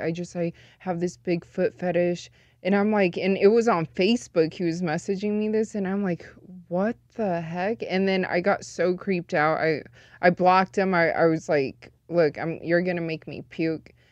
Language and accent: English; Las Vegas, Nevada, United States; born and raised in Vegas, but I am full Chinese.